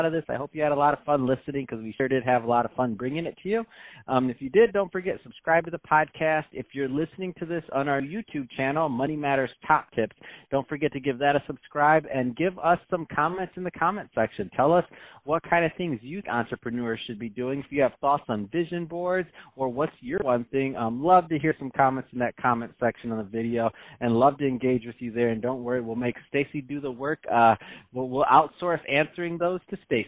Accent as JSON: {"language": "English", "town": "Detroit", "region": "Michigan", "country": "United States", "moved": "as an adult", "lives_now": "California, United States", "said": "I'm from Michigan. I'm from Detroit"}